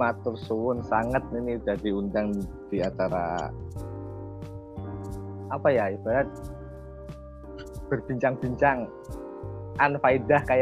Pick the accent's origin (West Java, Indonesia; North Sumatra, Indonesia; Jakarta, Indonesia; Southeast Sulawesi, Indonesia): West Java, Indonesia; now in Gunungpati, Indonesia; Saya itu aslinya dari Jawa Barat ya, ini jujur ya, aslinya dari Jawa Barat dan alhamdulillah sudah bertempat tinggal di Gunung Pati